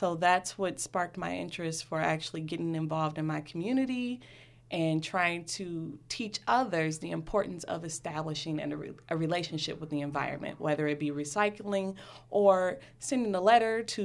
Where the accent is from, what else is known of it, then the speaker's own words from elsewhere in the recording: Detroit, Michigan, United States; I was born and raised in Detroit